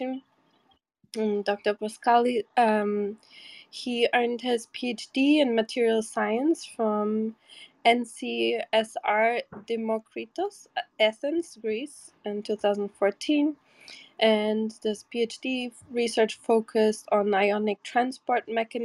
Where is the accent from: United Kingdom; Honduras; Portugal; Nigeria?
Portugal; Porto, Norte; My hometown is Porto